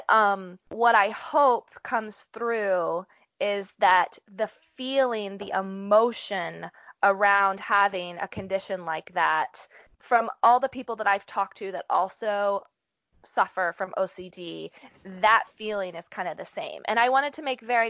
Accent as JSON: {"language": "English", "region": "Appalachia", "country": "United States", "tie": "born or raised there", "said": "I grew up in Appalachia"}